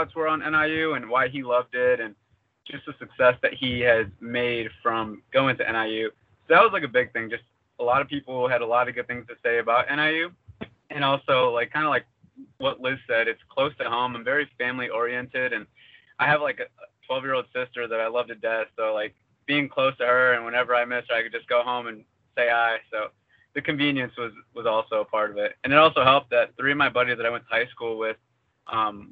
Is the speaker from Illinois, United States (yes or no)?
yes; La Salle, Illinois, United States; I'm actually from the La Salle, Peru area